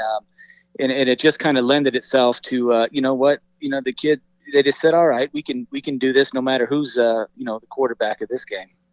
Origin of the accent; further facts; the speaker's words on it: Las Vegas, Nevada, United States; a lifelong Las Vegas native myself